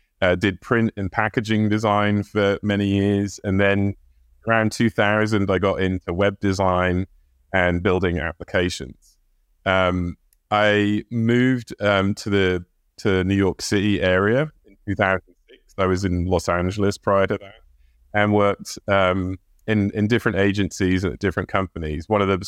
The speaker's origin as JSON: {"language": "English", "region": "England", "country": "United Kingdom", "tie": "born or raised there", "said": "Well, I grew up in England. I am the son of an American Air Force man who lived in England at the time. And we got moved all over the country, all over the world."}